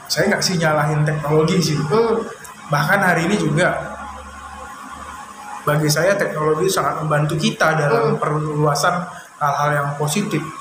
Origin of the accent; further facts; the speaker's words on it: Pangkalan Berandan, North Sumatra, Indonesia; nah kalau kita aslinya nenek moyang itu dari tiga juar dari Serdang hmm. cuma dari zaman bolang dulu kakek kita hijrah ke Pangkalan Berandan hmm. tempatnya desa Teluk Meku